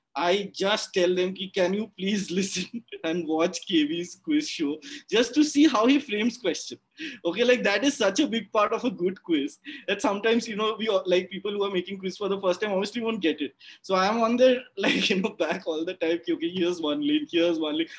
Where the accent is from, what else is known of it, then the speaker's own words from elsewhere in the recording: Kolkata, West Bengal, India; growing up in Calcutta